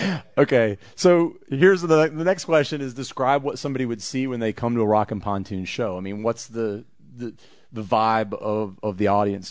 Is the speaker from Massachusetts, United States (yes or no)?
yes; Boston, Massachusetts, United States; now in Atlanta, United States; I'm originally from Boston